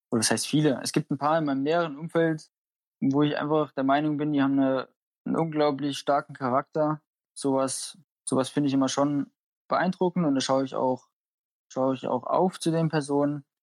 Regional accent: Oberhof, Thuringia, Germany; Also ich fühle mich super wohl in Oberhof. Das ist meine Heimat. Ich, ich wohne hier gerne.

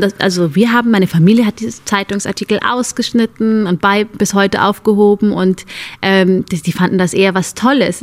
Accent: Germany; Ich bin hier aufgewachsen, ich bin hier zur Schule gegangen

